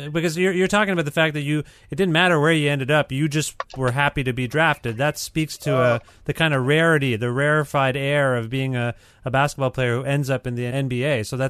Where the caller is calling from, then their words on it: Guelph, Ontario, Canada; I'm calling from just outside of Toronto in Guelph, Ontario.